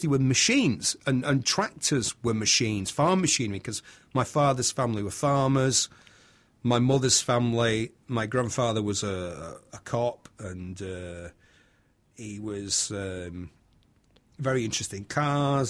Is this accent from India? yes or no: no; Bury, North West England, United Kingdom; also born or lived in Manchester / Somerset; I'm from Bury, Bury, Lancashire